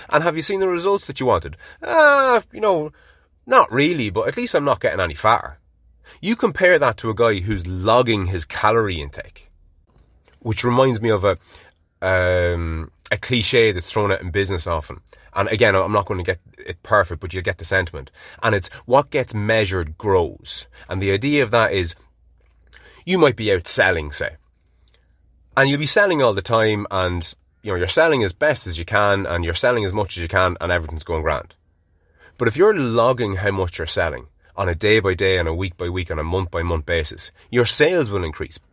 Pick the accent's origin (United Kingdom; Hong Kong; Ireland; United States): Ireland; being Irish